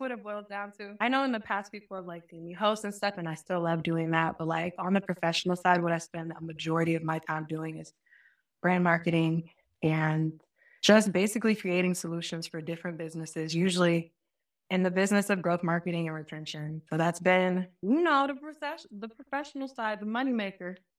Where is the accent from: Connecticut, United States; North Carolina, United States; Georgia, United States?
Georgia, United States; Marietta; also born or lived in Albany, Georgia; I used to be, like, Marietta, Cobb County